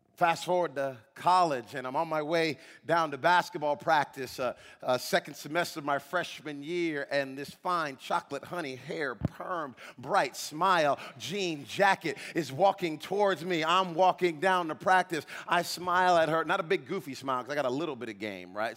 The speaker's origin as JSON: {"language": "English", "town": "Providence", "region": "Rhode Island", "country": "United States", "tie": "born or raised there", "said": "We, we grew up in Providence, Rhode Island. I grew up in the inner city uh, uh of Providence, Rhode Island."}